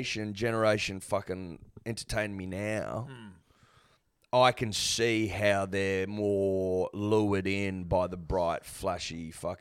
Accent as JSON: {"language": "English", "country": "Australia", "said": "as an Australian"}